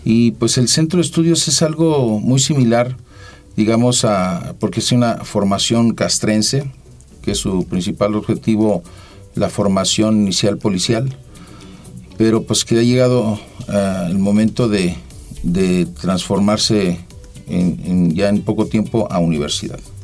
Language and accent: Spanish; Jiquilpan, Michoacán, Mexico; moved away; also born or lived in Antón Lizardo, Veracruz; nacido en Jiquilpan, Michoacán